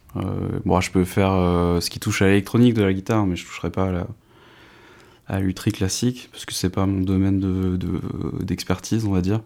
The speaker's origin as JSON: {"language": "French", "region": "north-east France", "country": "France", "moved": "yes", "lives_now": "Dijon, France", "said": "j'habite euh, à Dijon, mais je suis originaire du nord-est de la France"}